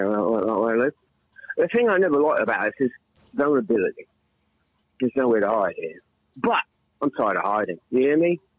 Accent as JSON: {"language": "English", "region": "England", "country": "United Kingdom", "tie": "born or raised there", "also_born_or_lived": "Bronx, New York", "moved": "yes", "lives_now": "United States", "said": "So I came to the Bronx. I, uh, I, yes, I was born in England. I'm English."}